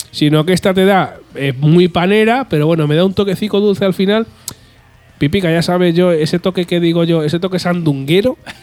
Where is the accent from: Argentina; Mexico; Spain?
Spain; ya soy español